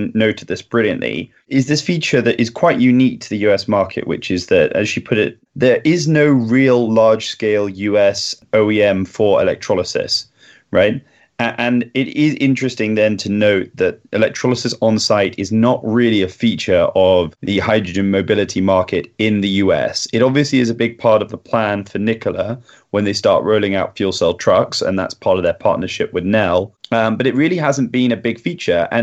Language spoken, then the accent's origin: English; United Kingdom; as a Brit